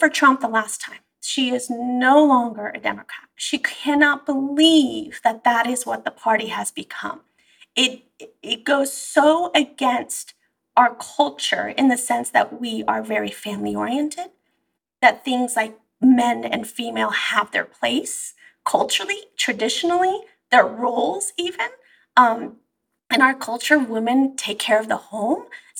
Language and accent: English; Bay Area, California, United States; also born or lived in Iran; the heart of liberalism, which is the Bay Area now